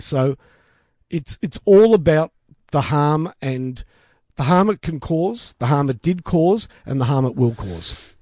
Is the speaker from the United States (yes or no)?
no; Australia; I identify as an Australian first, foremost and last